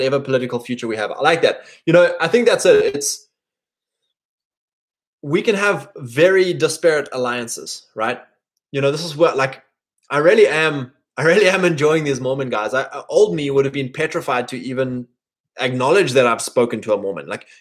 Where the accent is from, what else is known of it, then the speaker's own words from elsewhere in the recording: England, United Kingdom; me being an English boy